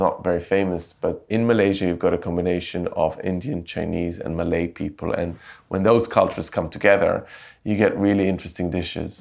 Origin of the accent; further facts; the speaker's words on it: Jerusalem, Jerusalem District, Israel; moved away as an adult; also born or lived in London; I grew up in Jerusalem